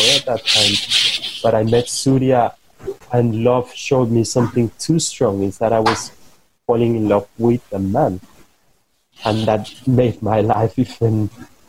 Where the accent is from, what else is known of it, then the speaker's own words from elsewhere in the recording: Bogotá, Bogotá Capital District, Colombia; I come from Colombia, I come from Bogota, and I had a very specific way of growing up.